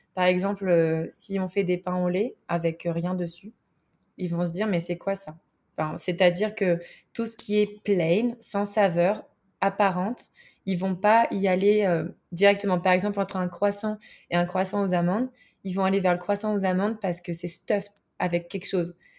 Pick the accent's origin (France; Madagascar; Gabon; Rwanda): France; moved away as an adult; now in Bozeman, United States; je suis française